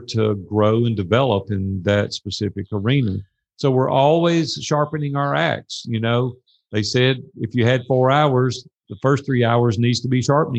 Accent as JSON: {"language": "English", "town": "Nashville", "region": "Tennessee", "country": "United States", "tie": "born or raised there", "said": "that's my hometown"}